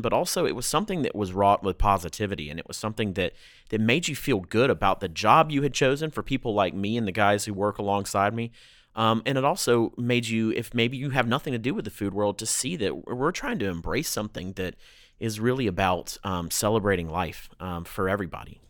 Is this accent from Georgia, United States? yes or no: yes; Atlanta, Georgia, United States; I grew up in the South. My family's five generations now in the South